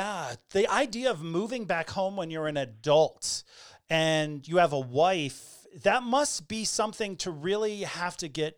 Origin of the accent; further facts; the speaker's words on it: New England, United States; moved away; also born or lived in Orlando, Florida / San Francisco; I'm originally from New England, but I lived in Florida for 25 years in Orlando. And we left Orlando in 2012 and moved to San Francisco.